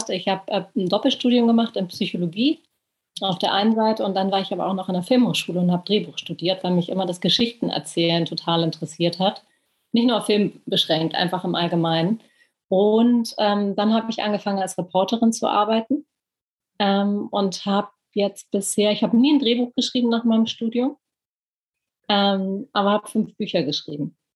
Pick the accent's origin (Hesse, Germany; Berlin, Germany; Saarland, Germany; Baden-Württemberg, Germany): Berlin, Germany; Ich bin Berlinerin, bin tatsächlich auch hier geboren und aufgewachsen was ähm, irgendwie sehr prägend war aufgrund der, der Teilung, aufgrund des, der Mauer